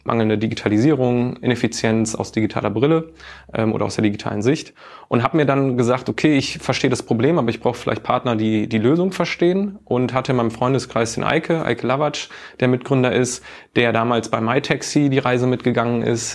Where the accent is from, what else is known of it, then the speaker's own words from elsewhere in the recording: Duisburg, North Rhine-Westphalia, Germany; now in Hamburg, Germany; Ich komme ursprünglich gar nicht aus Hamburg, sondern aus dem Ruhrgebiet, aus Duisburg